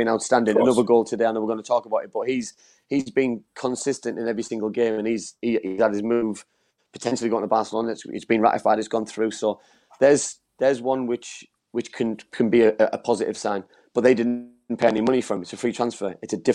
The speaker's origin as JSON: {"language": "English", "region": "England", "country": "United Kingdom", "moved": "yes", "lives_now": "Wales", "said": "I'm English"}